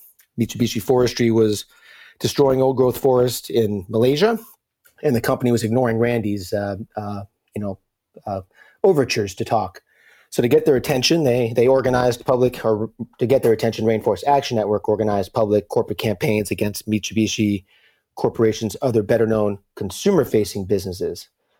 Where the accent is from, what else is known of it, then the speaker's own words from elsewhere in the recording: Brooklyn, New York, United States; I grew up in Brooklyn, New York, and was truly an urbanite who didn't learn to drive until my mid-20s.